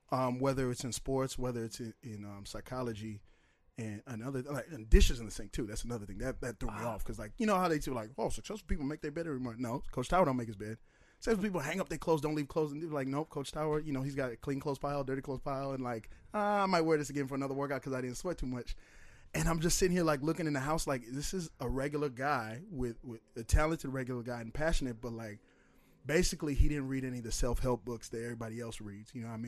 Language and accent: English; St. Paul, Minnesota, United States; also born or lived in Oakdale, Minnesota / Woodbury, Minnesota; I grew up in St. Paul, east side of St. Paul, north St. Paul, Oakdale